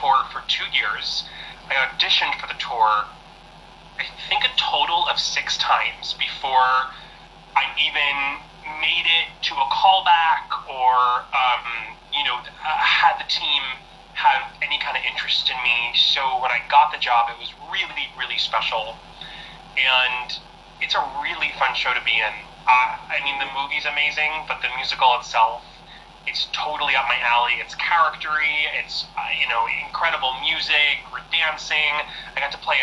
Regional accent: Long Island, New York, United States; I am from Long Island, New York

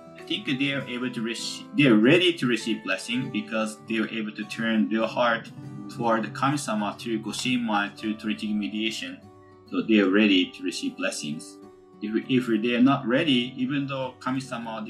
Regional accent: Konko, Okayama, Japan; English is a second language; now in Honolulu, United States; I raised in Konko town and my mother living in Konko town

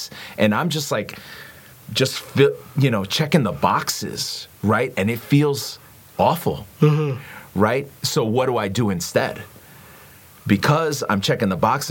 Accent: Long Island, New York, United States; I grew up in New York, Long Island, and in a Hispanic family

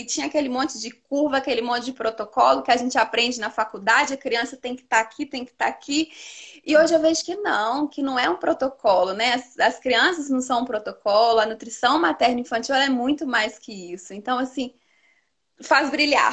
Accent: Teófilo Otoni, Minas Gerais, Brazil; now in São João del-Rei, Brazil; eu sou de Teófilo Otoni, nordeste de Minas, mas eu moro em São João Del Rei, que é aqui no sul de Minas

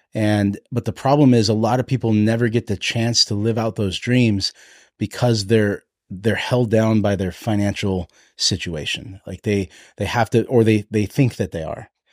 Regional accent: Hawaii, United States; I'm, I'm Hawaiian

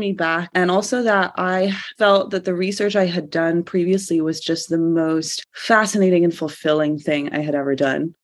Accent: Georgia, United States; moved away as an adult; also born or lived in United Kingdom; I'm from Georgia originally.

